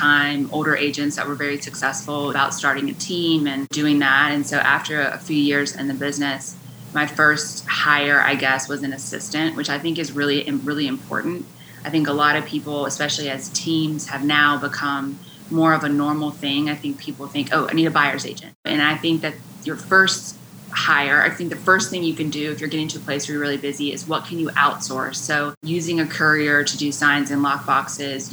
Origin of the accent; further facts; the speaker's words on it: West Virginia, United States; moved away as an adult; now in Wilmington, United States; I grew up in West Virginia